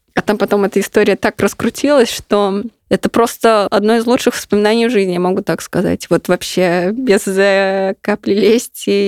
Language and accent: Russian; Ulyanovsk, Ulyanovsk Oblast, Russia; мой родной город Ульяновск